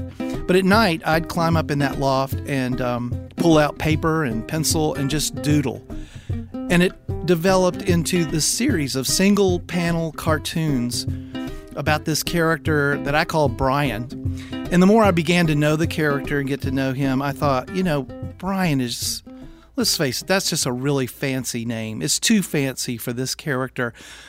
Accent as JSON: {"language": "English", "town": "Richmond", "region": "Virginia", "country": "United States", "tie": "born or raised there", "moved": "yes", "said": "my memories of growing up in Richmond, Virginia, in the suburbs."}